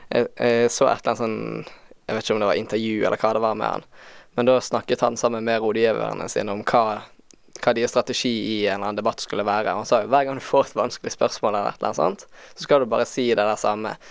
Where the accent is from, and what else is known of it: Norway